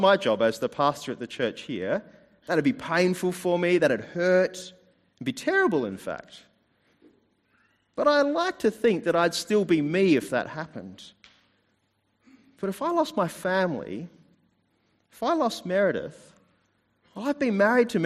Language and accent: English; New Zealand; now in Adelaide, Australia; I was born in New Zealand